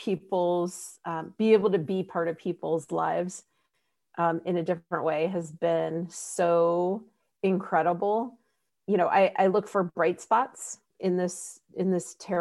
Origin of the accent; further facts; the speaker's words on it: Columbus, Ohio, United States; I'm actually from Columbus